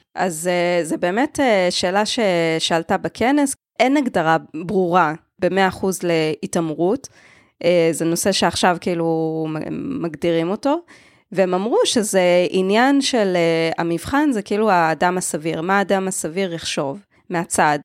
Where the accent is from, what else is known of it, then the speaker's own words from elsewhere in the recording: Israel; מודעות עצמית כישראלית